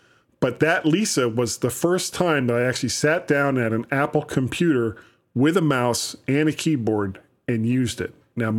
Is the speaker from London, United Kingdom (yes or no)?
yes; London, United Kingdom; accent: London; I have a London accent.